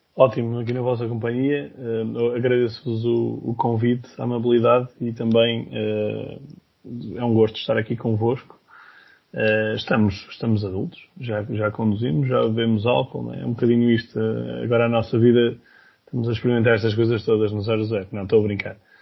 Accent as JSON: {"language": "Portuguese", "town": "Viseu", "region": "Centro", "country": "Portugal", "said": "na minha zona, eu sou de Viseu"}